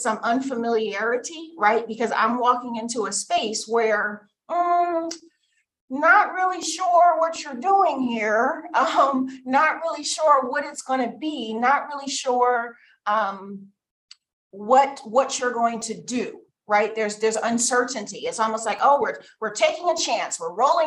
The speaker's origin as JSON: {"language": "English", "town": "Philadelphia", "region": "Pennsylvania", "country": "United States", "said": "I'm from Philly"}